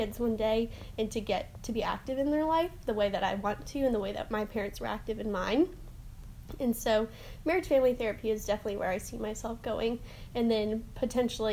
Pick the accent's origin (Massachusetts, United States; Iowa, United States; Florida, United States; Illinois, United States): Florida, United States; Orlando; I'm from Orlando, Florida.